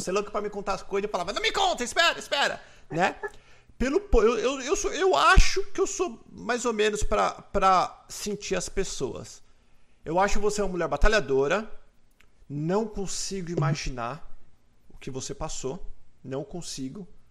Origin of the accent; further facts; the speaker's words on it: Brazil; now in United States; nós somos brasileiros.